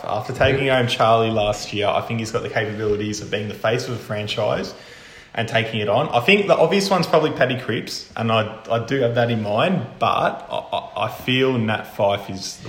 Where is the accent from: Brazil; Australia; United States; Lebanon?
Australia; us being Aussie boys.